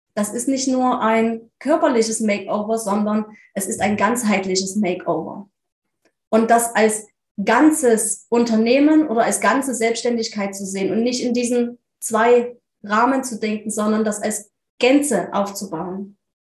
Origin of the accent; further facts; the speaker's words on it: near Leipzig, Saxony, Germany; Ich komme aus der Nähe von Leipzig in Deutschland